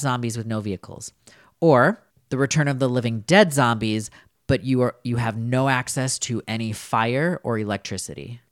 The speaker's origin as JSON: {"language": "English", "town": "Winona", "region": "Minnesota", "country": "United States", "said": "I am from Winona, Minnesota"}